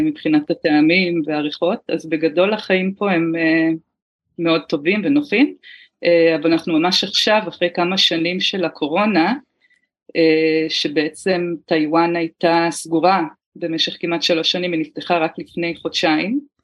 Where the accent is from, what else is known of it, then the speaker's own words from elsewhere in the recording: Haifa, Haifa District, Israel; moved away as an adult; now in New Taipei, Taiwan; גדלתי בארץ, בחיפה